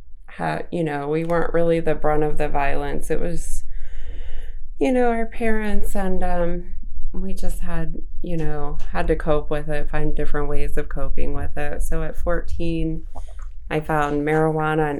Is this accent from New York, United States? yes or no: no; Savage, Maryland, United States; also born or lived in Boston, Massachusetts; I grew up in Savage, Maryland